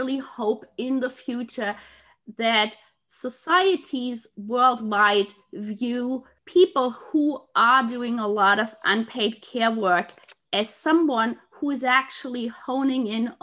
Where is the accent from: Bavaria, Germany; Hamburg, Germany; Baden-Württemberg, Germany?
Bavaria, Germany; Munich; moved away; in my hometown